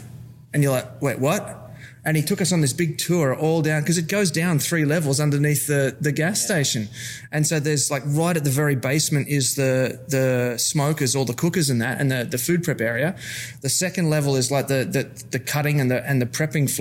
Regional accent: Australia; I'm Australian

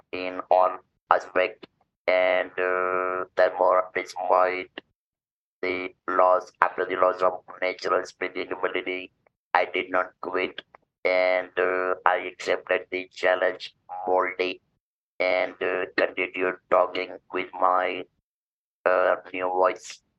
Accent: India; I'm from India.

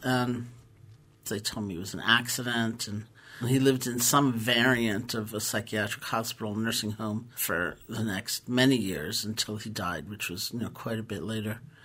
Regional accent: New York City, New York, United States; I grew up in New York City

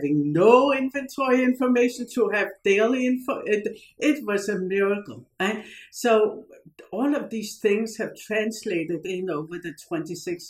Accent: Odense, Southern Denmark, Denmark; moved away as an adult; now in Silicon Valley, United States; I started in Denmark. I was born in the town of the fairy tale author Hans Christian Andersen

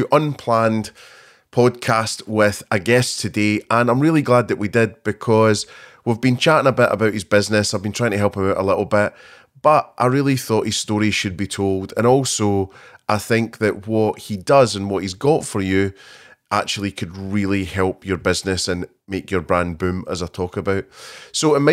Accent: Scotland, United Kingdom; Two Scottish people

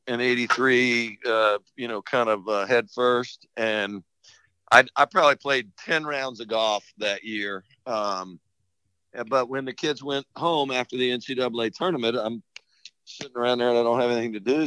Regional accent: St. Petersburg, Florida, United States; moved away as an adult; also born or lived in Statesboro, Georgia / Hilton Head, South Carolina; growing up in St. Pete

